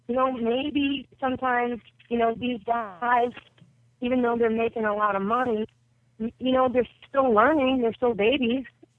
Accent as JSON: {"language": "English", "region": "New York", "country": "United States", "tie": "born or raised there", "said": "I was a poor kid from a one-parent family growing up in New York. We had no father, no heat, no lights."}